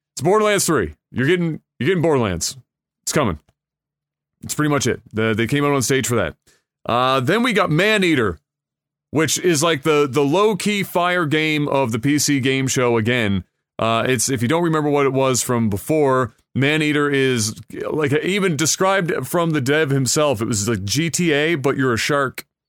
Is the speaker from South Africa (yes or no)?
no; Canada; as a Canadian